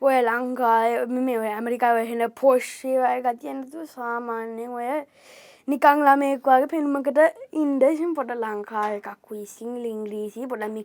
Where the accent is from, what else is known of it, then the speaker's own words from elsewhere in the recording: New York City, New Jersey, United States; මං ඉපදුනේ නිවියෝක් නගරේ